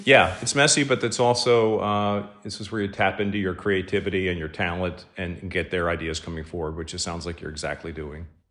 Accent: near Penn National, Pennsylvania, United States; I grew up near Penn National

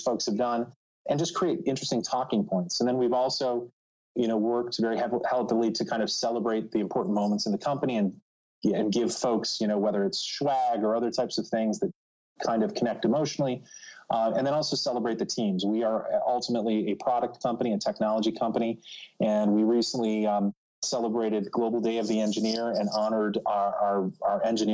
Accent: Cleveland, Ohio, United States; moved away as an adult; also born or lived in New York City; now in New Jersey, United States; as a Midwesterner, I recently relocated from the Cleveland, Ohio area to New York City and then to New Jersey

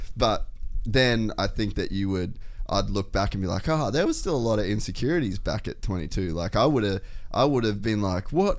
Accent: Cairns, Queensland, Australia; moved away; also born or lived in America; I come from Cairns

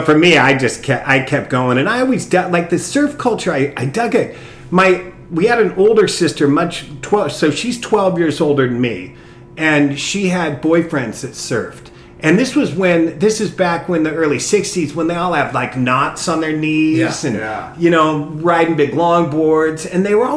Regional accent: Long Beach, California, United States; I grew up in Long Beach, and right over by Milliken High School

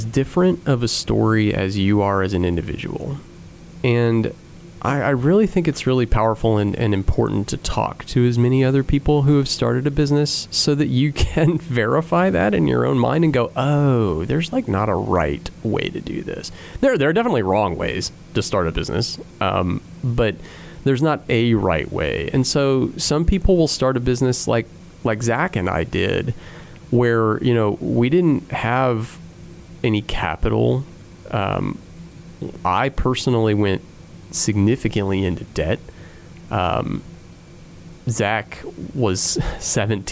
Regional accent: Indiana, United States; I was born in Indiana. I've never lived anywhere outside of Indiana

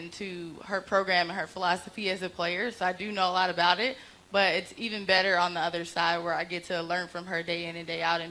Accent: Chicago, Illinois, United States; I'm from Chicago

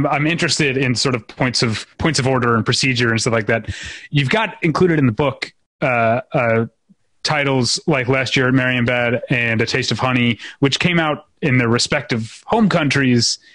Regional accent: St. Louis, Missouri, United States; growing up in St. Louis, Missouri

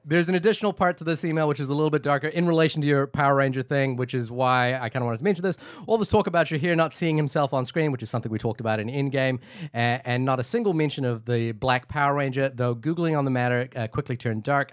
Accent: New Zealand; I grew up in New Zealand

